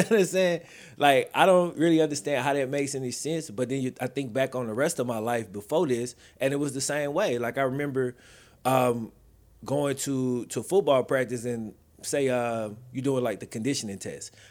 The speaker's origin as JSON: {"language": "English", "region": "the South", "country": "United States", "also_born_or_lived": "Mississippi / Louisiana", "lives_now": "Texas, United States", "said": "I'm from the South"}